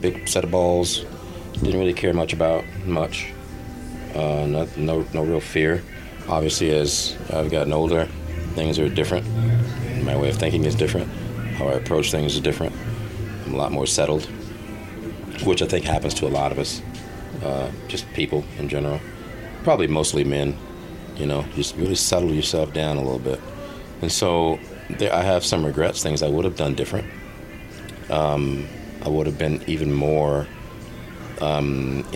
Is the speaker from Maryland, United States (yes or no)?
no; Los Angeles, California, United States; I'm from America